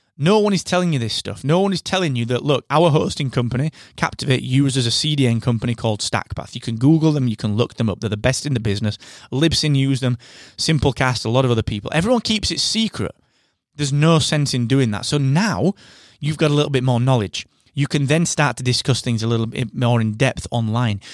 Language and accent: English; United Kingdom; I'm that British podcast guy